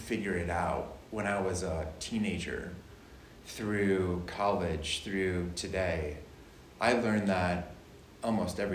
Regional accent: Cleveland, Ohio, United States; moved away as an adult; also born or lived in United Kingdom; I'm from the Cleveland area. Grew up there

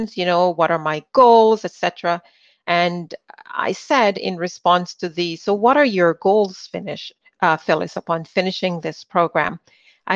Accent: Jamaica; moved away; Being born in the Caribbean, I was born in Jamaica

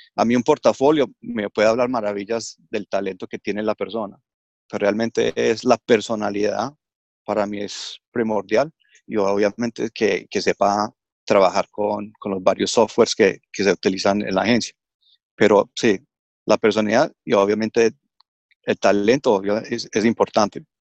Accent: Australia; also born or lived in Colombia; me crié acá en Australia, hice todos mis estudios acá, mi primaria, secundaria y universidad acá en Australia. Vivo en Melbourne

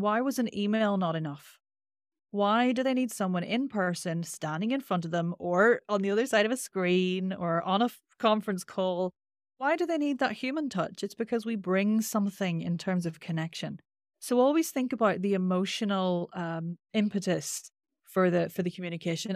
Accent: Northern Ireland, United Kingdom; accent: Northern Irish; my Northern Irish accent is quite nasal

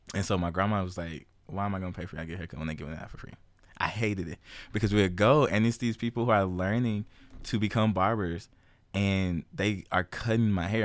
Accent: Memphis, Tennessee, United States; moved away as an adult; now in Kansas, United States; Memphis born and raised, nine oh one represent.

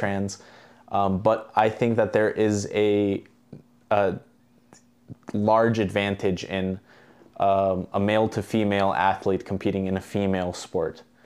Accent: Albania; moved away; I'm actually from Albania

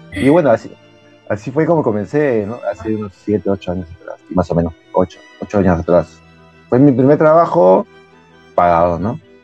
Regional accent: Peru; soy de Perú, vivo en Lima

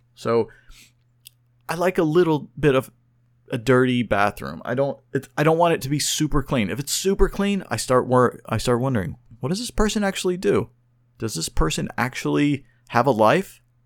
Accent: Oklahoma City, Oklahoma, United States; I was born and raised in Oklahoma City, Oklahoma

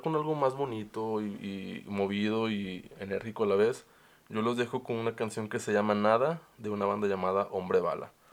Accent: Mexico; also born or lived in Monterrey; como mexicanos

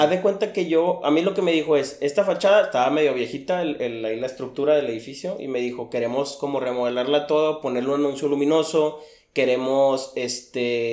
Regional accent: Mexico; como mexicano

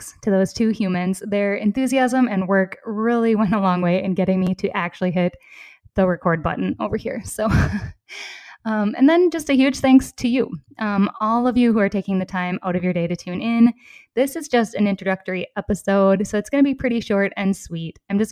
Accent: southeastern Minnesota, United States; accent: Minnesota; moved away as an adult; also born or lived in Decorah, Iowa / Madison, Wisconsin; now in Copenhagen, Denmark; I grew up in a small rural town in southeastern Minnesota.

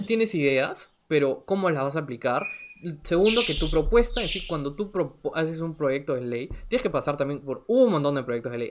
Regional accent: Lima, Peru; yo soy de Lima, yo toda la vida he vivido en Lima, eh, salvo un periodo corto que estuve en el extranjero

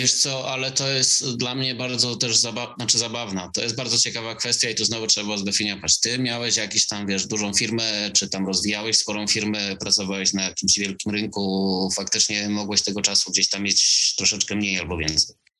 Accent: Silesian Voivodeship, Poland; also born or lived in England; jestem gdzieś tam ze Śląska

